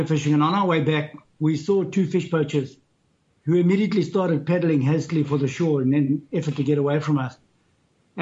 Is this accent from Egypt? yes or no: no; Zimbabwe; moved away as an adult; now in Cape Town, South Africa; I grew up in Zimbabwe, fourth generation Zimbabwean, in a cattle ranching